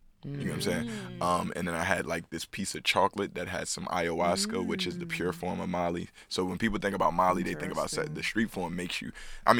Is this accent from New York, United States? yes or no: yes; New York City, New York, United States; I'm from the Bronx, man. High Bridge.